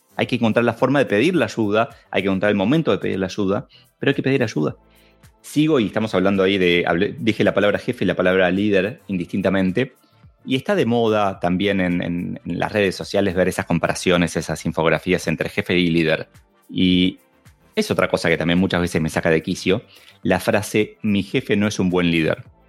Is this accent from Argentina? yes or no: yes; Argentina; como buen argentino